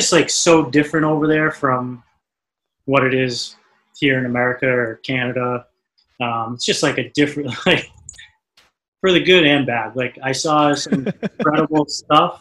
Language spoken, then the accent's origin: English; Cape Cod, Massachusetts, United States; growing up on the Cape